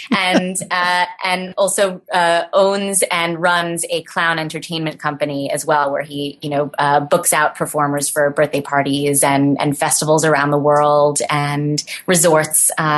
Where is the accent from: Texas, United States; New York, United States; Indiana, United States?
New York, United States; Brooklyn; Well, I was born and raised in Brooklyn, New York.